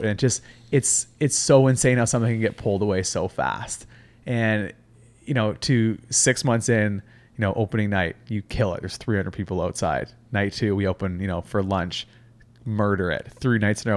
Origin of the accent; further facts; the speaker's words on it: Halifax, Nova Scotia, Canada; moved away as an adult; also born or lived in Whistler / Vancouver; now in Toronto, Canada; so I'm actually born and raised in Halifax, Nova Scotia.